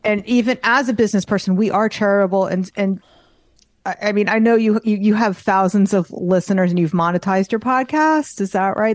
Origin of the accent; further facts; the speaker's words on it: New York, United States; I'm Jewish and I'm from New York